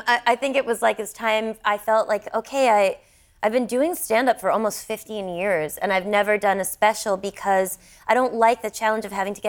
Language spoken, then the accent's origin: English; United States; me as an American